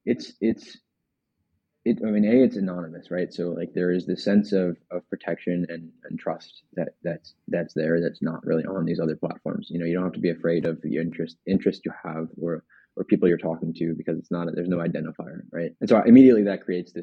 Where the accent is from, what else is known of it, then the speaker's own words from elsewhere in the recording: Ohio, United States; I'm from Ohio